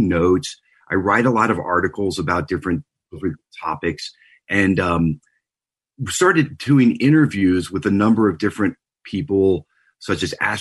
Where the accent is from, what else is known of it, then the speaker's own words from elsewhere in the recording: Louisiana, United States; moved away as an adult; also born or lived in Houston / Telluride, Colorado; now in Boulder, Colorado, United States; I grew up in Louisiana